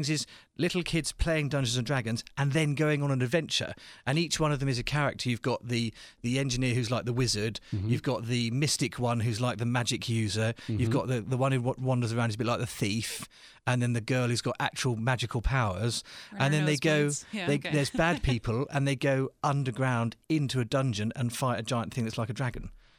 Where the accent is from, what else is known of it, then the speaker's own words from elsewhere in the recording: St Albans, East of England, United Kingdom; I grew up in a little town called St. Albans, which to people in England means nothing, but to people from the rest of the world is 2,000 years old